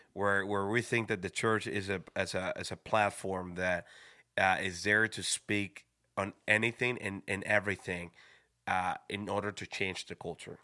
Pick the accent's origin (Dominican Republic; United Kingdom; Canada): Dominican Republic; moved away; also born or lived in Schroon Lake, New York; I was from the Dominican Republic.